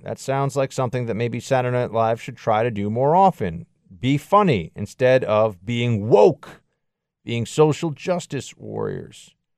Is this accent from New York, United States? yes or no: yes; New York City, New York, United States; I was born and raised in New York City, in Manhattan.